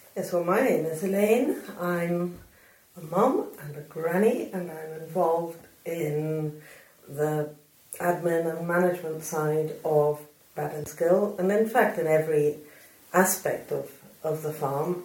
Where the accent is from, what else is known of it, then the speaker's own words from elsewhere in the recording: Argentina; now in Scotland, United Kingdom; I was brought up in Argentina